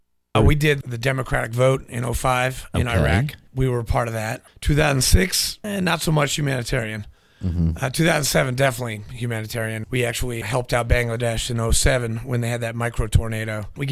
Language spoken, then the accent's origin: English; New Hampshire, United States; also born or lived in Nashville, Tennessee; I was born in Nashville, grew up in New Hampshire